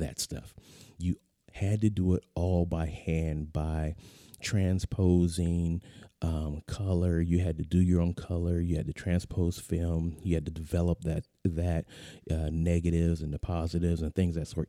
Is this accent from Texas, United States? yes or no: no; San Diego, California, United States; moved away; I'm a native Californian, uh, born, born and raised in the San Diego area